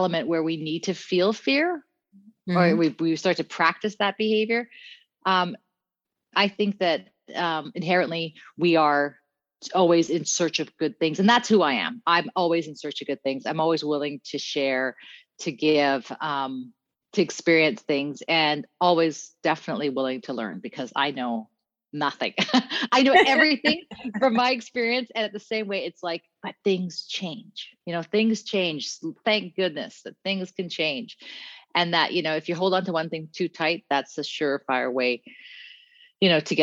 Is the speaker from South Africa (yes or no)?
yes; Cape Town, Western Cape, South Africa; now in British Columbia, Canada; I'm a West Coast BC girl, but originally I'm from Cape Town, South Africa. And so I grew up, I'm a colored woman